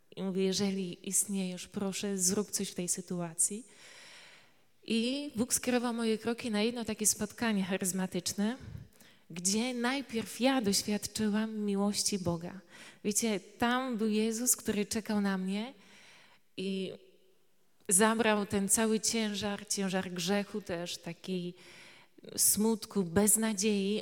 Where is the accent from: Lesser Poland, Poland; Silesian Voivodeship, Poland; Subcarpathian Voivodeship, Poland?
Subcarpathian Voivodeship, Poland; Tarnowska Wola; pochodzę e, z Podkarpacia. E, to jest taka mała miejscowość Tarnowska Wola i cóż, tam wyrastałam